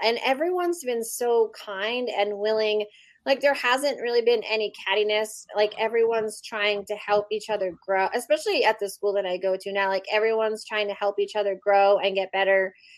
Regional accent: Pennsylvania, United States; now in Las Vegas, United States; I'm also originally from Pennsylvania

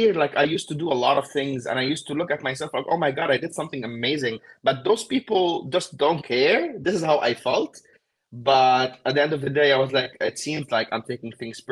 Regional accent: Beirut, Beirut Governorate, Lebanon; moved away as an adult; now in United States; I am from Beirut, Lebanon. I grew up in Beirut, Lebanon

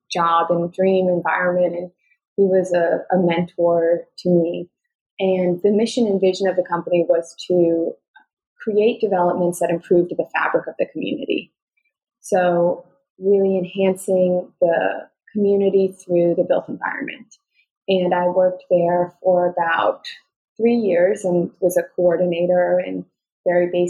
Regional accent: New York, United States; I'm a New Yorker

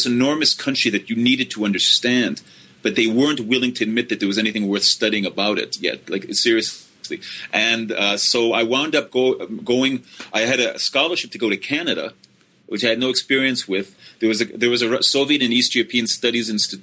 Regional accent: Finland; now in South Dakota, United States; I was born in Finland, and I grew up in Finland

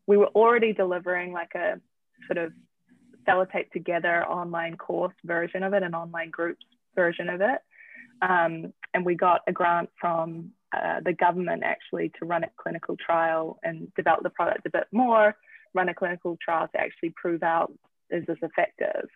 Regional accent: New Zealand; moved away as an adult; also born or lived in Manhattan; now in United States; I'm from New Zealand

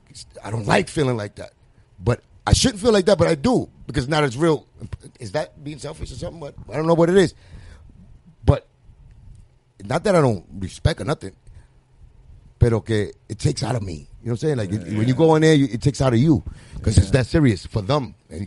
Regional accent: New York City, New York, United States; I'm digging from the Bronx

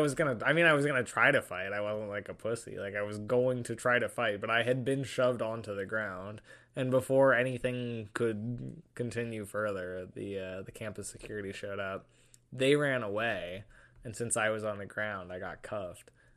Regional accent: Washington, United States; moved away; I'm from Washington State

